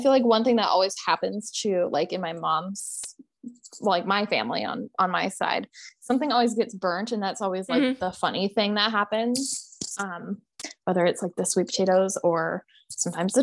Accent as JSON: {"language": "English", "region": "Montana", "country": "United States", "tie": "born or raised there", "moved": "yes", "said": "we grew up in Montana, so we're like pretty country"}